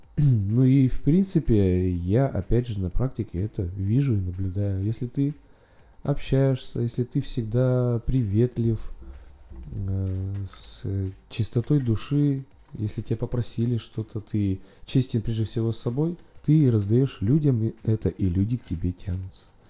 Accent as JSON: {"language": "Russian", "region": "Urals", "country": "Russia", "tie": "born or raised there", "moved": "as an adult", "lives_now": "Saint Petersburg, Russia", "said": "так как родом с Урала и в Питере относительно недавно живу, пару лет"}